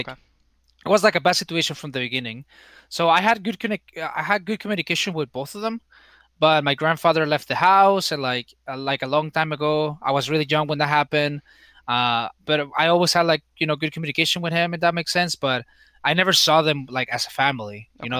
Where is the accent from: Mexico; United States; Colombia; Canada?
Mexico; Tijuana, Baja California; I think, you know, in terms of like growing up, just going to school, living with my grandma.